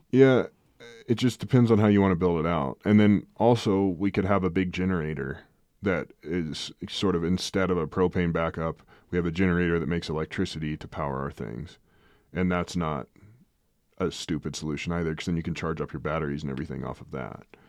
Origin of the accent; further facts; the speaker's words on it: Midwest, United States; moved away; growing up in the Midwest, you have so much moisture and settling and freezing and thaws